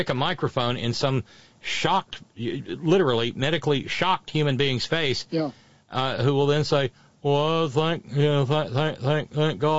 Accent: Alabama, United States; moved away; my home state of Alabama

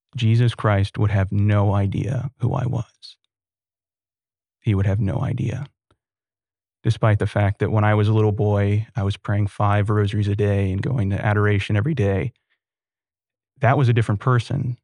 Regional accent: Sugar Land, Texas, United States; also born or lived in Austin, Texas; I grew up in Sugarland

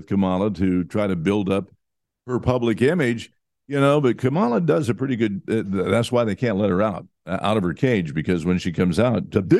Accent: Pennsylvania, United States; I'm from Pennsylvania, and yeah, not so funny now because, you know, he represents you.

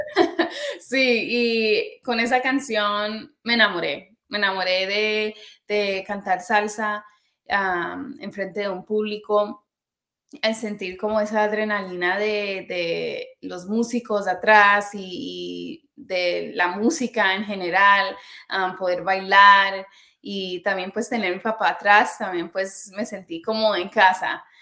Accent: New York, United States; creciendo en New York escuchaba pop

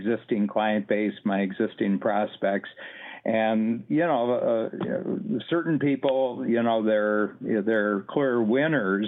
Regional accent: Ohio, United States; moved away as an adult; now in Canada; I'm an American. I was born. I'm from Ohio, a farm boy from Ohio, and I came to Canada in my late 20s for a job

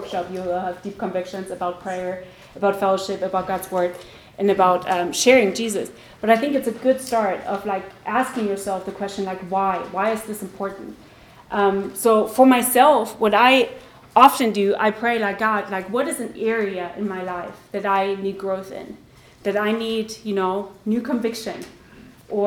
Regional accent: Germany; I grew up in Germany

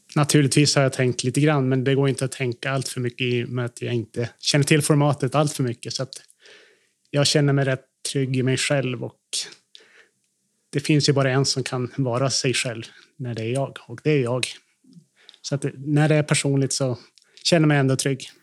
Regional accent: Kramfors, Västernorrland County, Sweden; moved away as an adult; also born or lived in Sundsvall / Brussels; now in Härnösand, Sweden; Jag är uppvuxen i Kramfors. Född i Härnösand faktiskt, på BB.

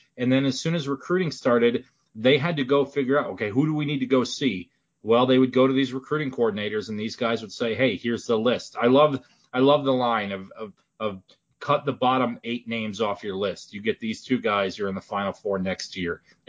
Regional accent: Midwest, United States; But again, I'm from the Midwest and I got 12 inches of snow on the ground right now.

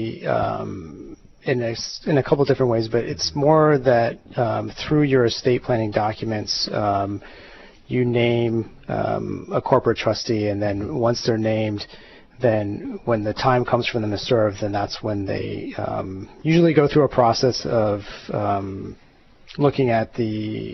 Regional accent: Oahu, Hawaii, United States; moved away; also born or lived in Miami, Florida; I was born in Hawaii, and I kind of came back on and off throughout my life

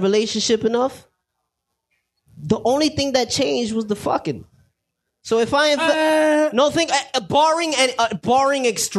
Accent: New York, United States; I'm from New York.

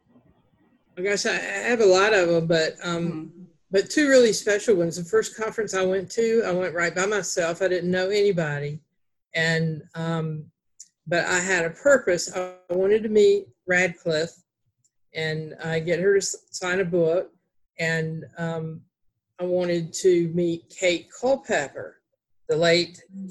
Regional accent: Greensboro, North Carolina, United States; accent: Southern; we were both from Greensboro, North Carolina

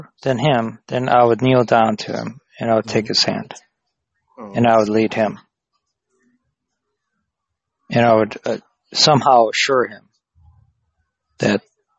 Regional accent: United States; I'm from America

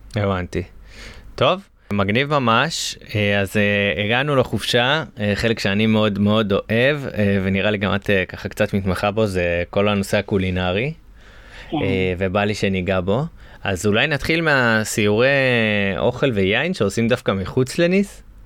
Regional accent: Galilee, Northern District, Israel; אני, אני גדלתי בגליל, אז אנחנו היינו הולכים לכנרת

